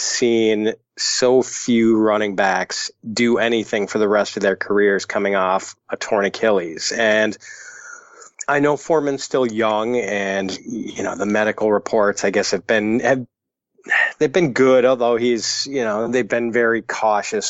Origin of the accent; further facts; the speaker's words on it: Whitefish Bay, Wisconsin, United States; I grew up in Whitefish Bay.